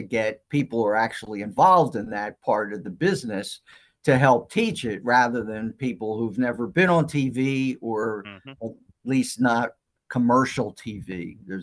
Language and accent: English; Philadelphia, Pennsylvania, United States; I was born and raised in Philadelphia